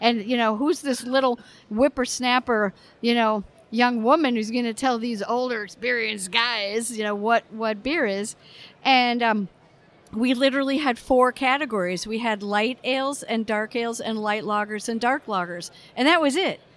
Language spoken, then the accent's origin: English; United States; as an American